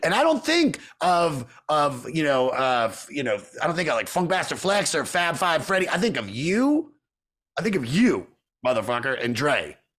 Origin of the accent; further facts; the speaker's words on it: Montgomery County, Maryland, United States; We we grew up in Montgomery County, Maryland